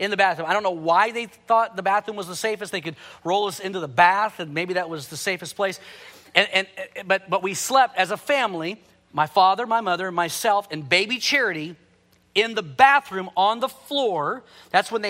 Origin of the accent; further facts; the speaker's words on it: Houston, Texas, United States; growing up in Houston, I was involved in my first hurricane